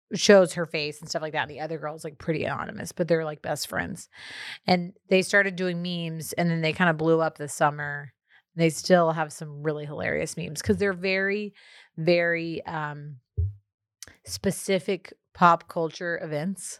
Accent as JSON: {"language": "English", "region": "Texas", "country": "United States", "said": "as a Texan"}